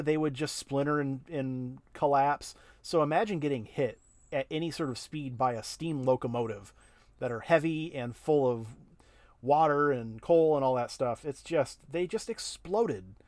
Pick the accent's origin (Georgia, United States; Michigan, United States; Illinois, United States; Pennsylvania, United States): Michigan, United States; Durand; I was from Duran